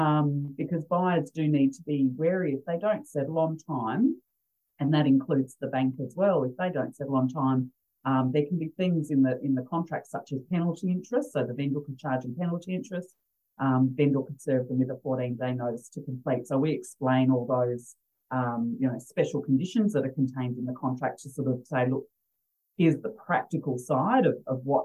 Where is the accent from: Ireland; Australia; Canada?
Australia; Adelaide, South Australia; I'm from originally from Adelaide